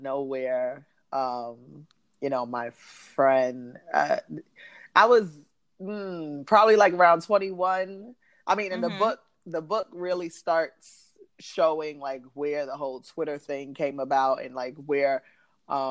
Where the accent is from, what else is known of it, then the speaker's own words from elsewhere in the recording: New York City, New York, United States; I'm from New York, from the Bronx